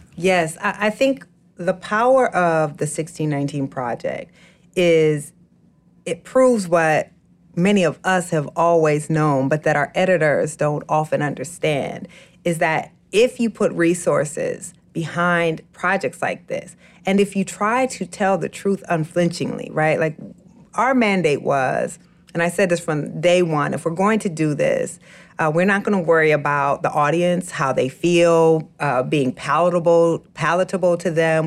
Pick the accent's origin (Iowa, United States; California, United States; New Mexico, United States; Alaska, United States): Iowa, United States; Waterloo; moved away; my family back home in Waterloo, Iowa